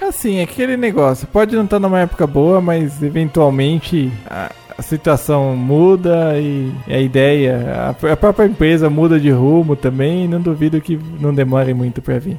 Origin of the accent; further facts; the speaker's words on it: Brazil; a gente é brasileiro